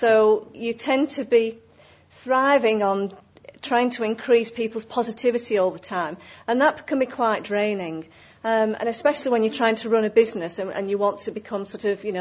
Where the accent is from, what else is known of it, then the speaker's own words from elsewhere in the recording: Accrington, North West England, United Kingdom; my hometown of Accrington